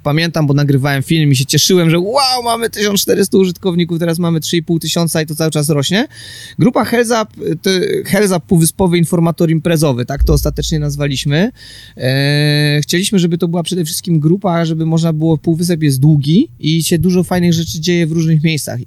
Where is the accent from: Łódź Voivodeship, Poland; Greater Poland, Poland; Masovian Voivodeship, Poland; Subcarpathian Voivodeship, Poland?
Łódź Voivodeship, Poland; Łódź; mieszkam na co dzień w Łodzi, pochodzę z Łodzi